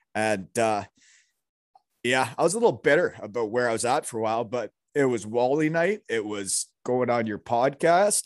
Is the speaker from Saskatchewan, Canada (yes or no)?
no; Elmira, Ontario, Canada; moved away; I grew up in Almira, Ontario